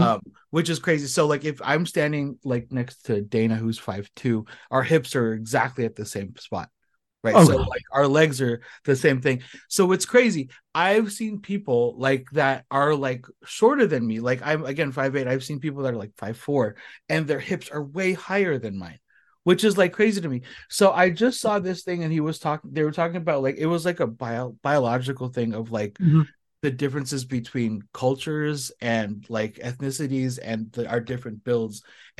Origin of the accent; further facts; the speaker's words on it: Philippines; I recently I'm Filipino. I'm 5'8"